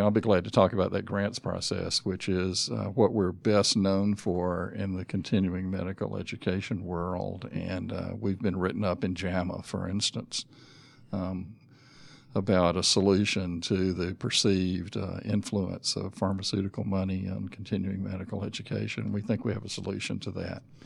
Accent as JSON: {"language": "English", "town": "Griffin", "region": "Georgia", "country": "United States", "tie": "born or raised there", "also_born_or_lived": "Atlanta, Georgia / North Carolina / South Carolina", "said": "I grew up in Griffin"}